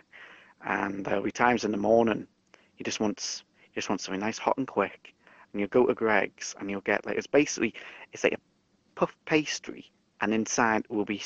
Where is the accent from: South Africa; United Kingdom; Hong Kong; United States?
United Kingdom; England